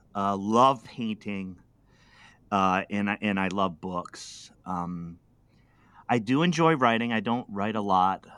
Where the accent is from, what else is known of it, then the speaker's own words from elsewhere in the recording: Pawtucket, Rhode Island, United States; I was, uh, uh, just a city kid. I'm from Pawtucket, Rhode Island